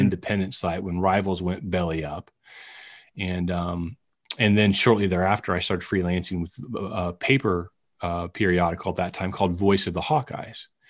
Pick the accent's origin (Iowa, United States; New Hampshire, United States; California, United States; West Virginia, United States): Iowa, United States; West Branch; moved away; also born or lived in Shawnee, Kansas; I grew up in West Branch idolizing Marv Cook